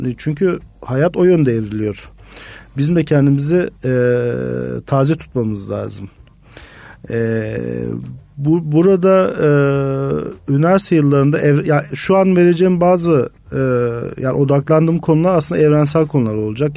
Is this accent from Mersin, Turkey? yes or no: yes; Mersin, Turkey; moved away as an adult; also born or lived in Izmir; Mersinliyim. Normalde Mersin'den Ege Üniversitesi'ne geçmiştim ve hiç İzmir'e kimsem de yoktu